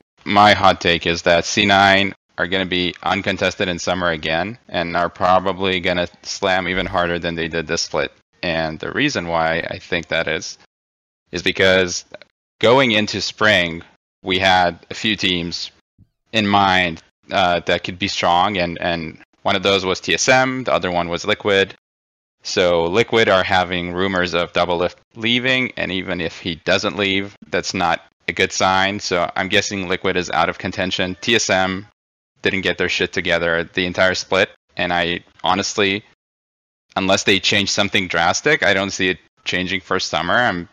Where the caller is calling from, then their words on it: Redmond, Washington, United States; I'm calling from Redmond, Washington.